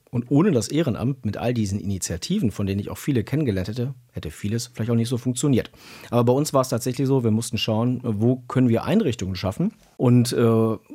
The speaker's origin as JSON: {"language": "German", "town": "Cologne", "region": "North Rhine-Westphalia", "country": "Germany", "tie": "born or raised there", "said": "Wenn ich in meine, ja, in meine Heimatstadt gucke, in meinen Bezirk, ich war ehrenamtlicher Bürgermeister zuletzt eines Bezirks mit über 120.000 Einwohnern. Gucke ich über die ähm, Stadtgrenze von Köln hinaus"}